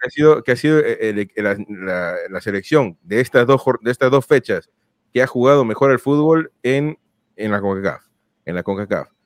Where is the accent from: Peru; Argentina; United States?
Peru; yo soy peruano